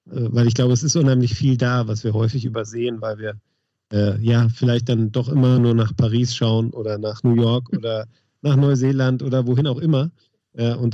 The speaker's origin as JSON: {"language": "German", "town": "Essen", "region": "North Rhine-Westphalia", "country": "Germany", "tie": "born or raised there", "also_born_or_lived": "Dortmund", "lives_now": "Fröndenberg, Germany", "said": "Also ich komme gebürtig aus Essen, habe dann in Dortmund gewohnt, bin mittlerweile dem Sauerland noch ein Stück näher gekommen und wohne in Frontenberg. Ähm, und habe hier auch nicht viel äh, vor der Tür außer Wald und Wiesen."}